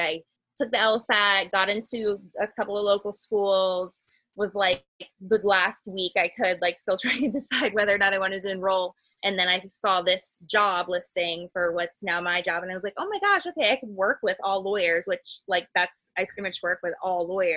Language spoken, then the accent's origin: English; Cincinnati, Ohio, United States; I grew up outside of Cincinnati too